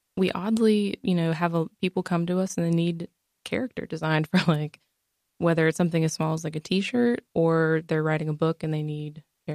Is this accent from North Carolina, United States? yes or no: yes; Concord, North Carolina, United States; also born or lived in Mount Pleasant; I had to kind of suck it up and move home, and because I grew up in Concord